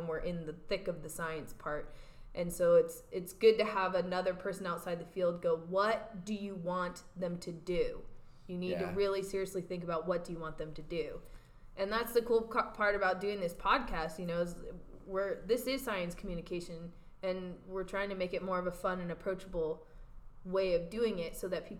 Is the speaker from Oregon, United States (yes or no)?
yes; Portland, Oregon, United States; now in California, United States; growing up in the Portland metro area